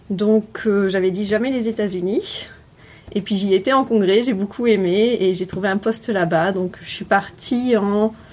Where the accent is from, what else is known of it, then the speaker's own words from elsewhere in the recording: Bordeaux, Nouvelle-Aquitaine, France; moved away as an adult; also born or lived in Brest / Lyon / Sète / Paris; je suis de Bordeaux. Et après mon bac, je suis partie à Brest pour faire une licence de biologie. Je suis partie à Lyon pour continuer sur un master de biologie. Ensuite, j'ai fait un an à Sète, et ensuite, je suis partie sur Paris pour faire ma thèse.